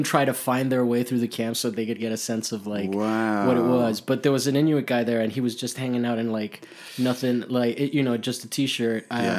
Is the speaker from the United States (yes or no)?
yes; Miami, Florida, United States; And I was like, I come from Miami where it's like, let's not go out. It's sticky.